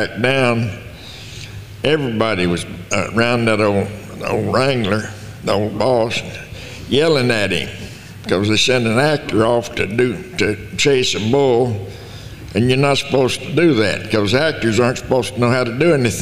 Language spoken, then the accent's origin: English; Lamesa, Texas, United States; Born in Dawson County, Texas, and right outside La Mesa. And I grew up there in La Mesa.